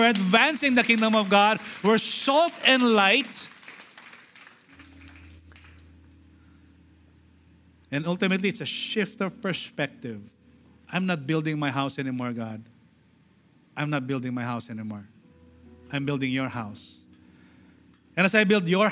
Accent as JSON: {"language": "English", "country": "Philippines", "said": "we are Filipino citizens."}